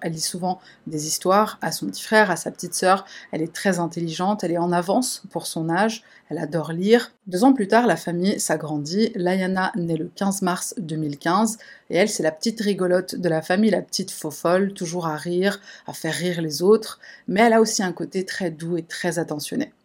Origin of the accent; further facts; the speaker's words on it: France; chez nous, en France